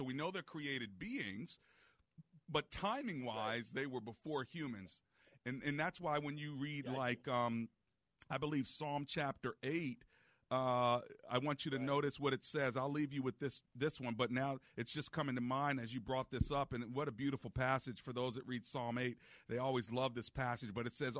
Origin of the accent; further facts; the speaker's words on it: Hyattsville, Maryland, United States; I grew up in Hyattsville for a while